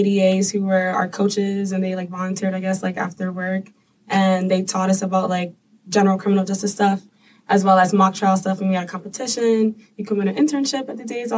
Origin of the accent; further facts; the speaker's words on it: New York City, New York, United States; I'm from the South Bronx.